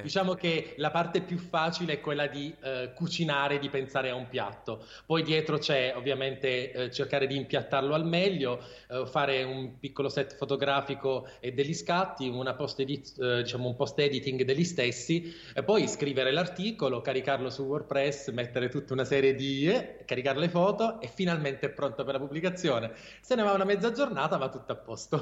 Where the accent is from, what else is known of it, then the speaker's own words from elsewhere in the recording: Taranto, Apulia, Italy; moved away as an adult; now in Bari, Italy; io sono originario di Taranto, sono pugliese ovviamente, però da anni vivo a Bari